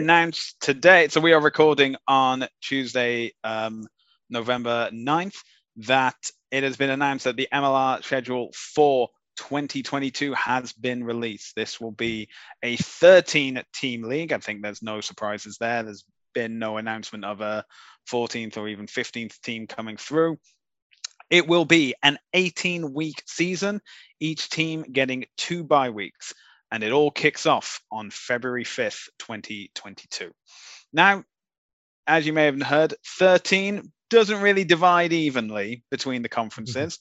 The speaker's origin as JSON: {"language": "English", "country": "Canada", "said": "we're Canadian"}